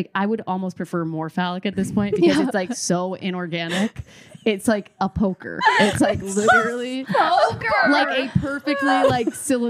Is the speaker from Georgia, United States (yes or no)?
no; Texas, United States; I'm from Texas